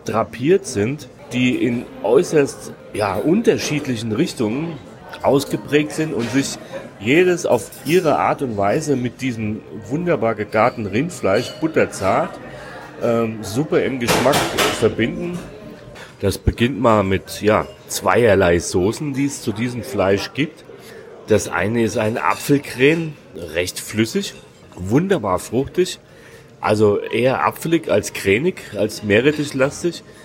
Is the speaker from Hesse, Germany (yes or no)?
yes; Hesse, Germany; als gebürtiger Hesse